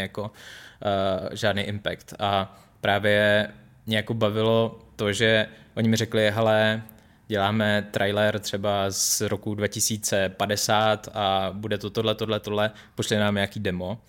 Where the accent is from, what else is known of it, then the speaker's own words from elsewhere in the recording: Czechia; moved away as an adult; also born or lived in Los Angeles, United States; jako Čech